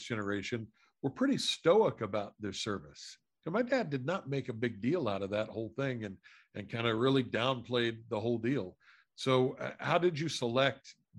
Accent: Appalachia, United States; I grew up in Appalachia

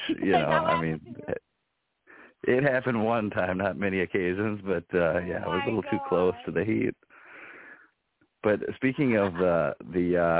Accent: Midwest, United States; I'm from Midwest

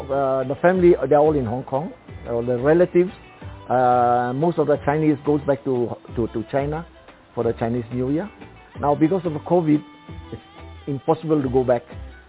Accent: Mombasa, Mombasa County, Kenya; I was born in Mombasa

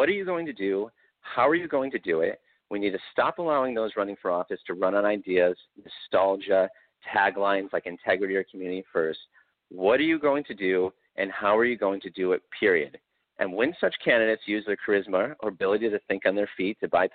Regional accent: Clifton Park, New York, United States; also born or lived in Albany, New York; my hometown of Clifton Park

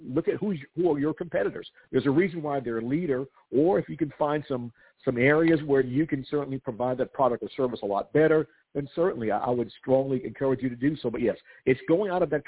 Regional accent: South Carolina, United States; my home state of South Carolina

